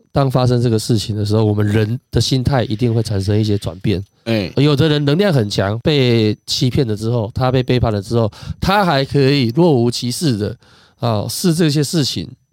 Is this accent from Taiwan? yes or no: yes; Taiwan; now in Vietnam; 我们台湾话也是福建话